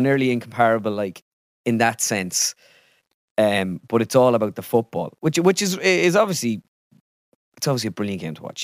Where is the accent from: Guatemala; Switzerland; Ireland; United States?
Ireland; I am Irish